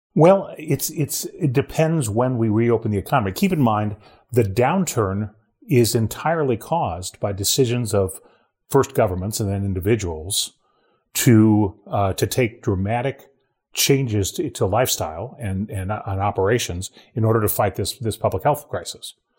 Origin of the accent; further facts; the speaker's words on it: Ohio, United States; moved away; my home state of Ohio